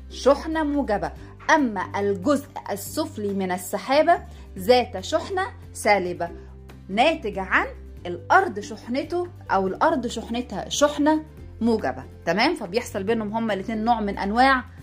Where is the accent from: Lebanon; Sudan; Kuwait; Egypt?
Sudan; عندنا في السودان بنقول عليها الصقعه يعني ايه بنقلب العين مكان مكان القاف طبعا باختلاف القاف بتتقلب لجيم في اللهجه السودانيه بتاعتنا